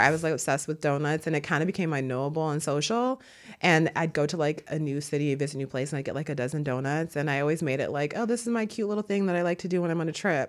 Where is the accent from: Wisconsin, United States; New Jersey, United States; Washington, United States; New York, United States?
Wisconsin, United States; Milwaukee; now in Brooklyn, United States; I'm from Milwaukee, Wisconsin